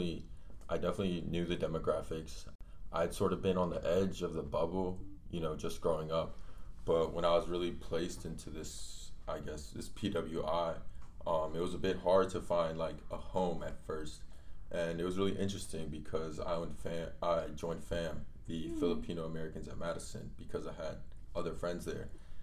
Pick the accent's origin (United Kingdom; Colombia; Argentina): Colombia; now in United States; Like my family, when we came from Colombia, we hadn't heard of tortillas till we got to the United States.